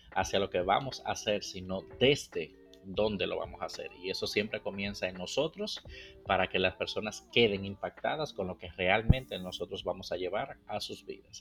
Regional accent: Dominican Republic; moved away; está mi tierra, República Dominicana

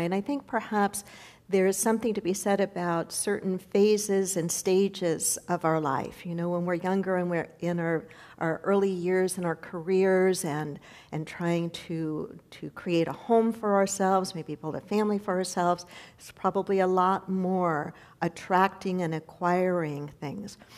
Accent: United States

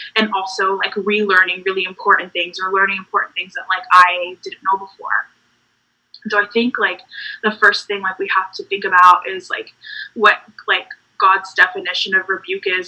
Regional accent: North Carolina, United States; also born or lived in Puerto Rico; I'm from Puerto Rico. Um, that's where I was born and raised for like a bit of my childhood, where my family's from. Mm. Um, and then I lived in North Carolina for a really long time. So, North Carolina is my home

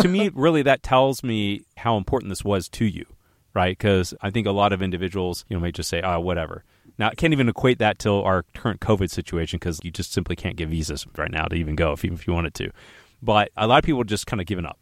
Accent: United States; we're American

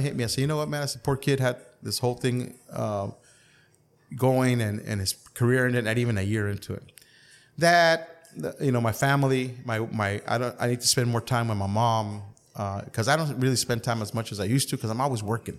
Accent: Calexico, California, United States; I was born and raised in Calexico

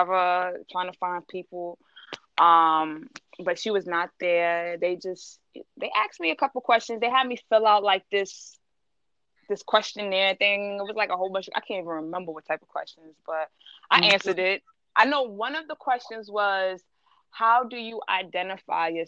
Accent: New York City, New York, United States; I'm from Queens

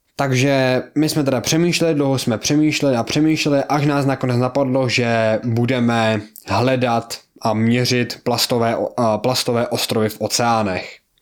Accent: Czechia; já jsem z Česka

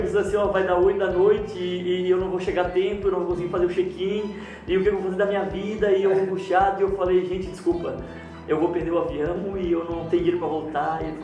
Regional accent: Florianópolis, Santa Catarina, Brazil; eu sou de Florianópolis

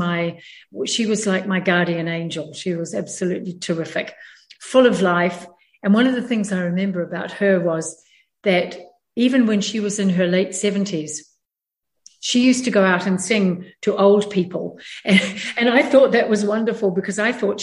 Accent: New Zealand; moved away as an adult; also born or lived in San Diego, California, United States; I was born and raised in New Zealand and then spent 40 years after I married my husband living in San Diego in California.

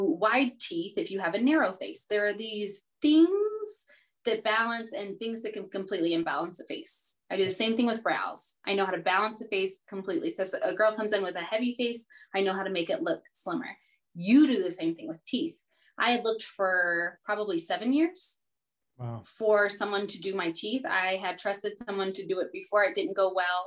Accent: the South, United States; I was raised in the South

